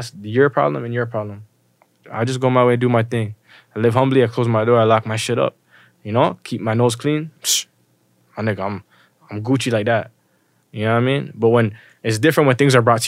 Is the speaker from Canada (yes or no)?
yes; Toronto, Ontario, Canada; also born or lived in Malton, Mississauga; I'm from Rexdale or whatever, but like, when I, you know, moved to, I didn't necessarily move, but I went to school in Malton.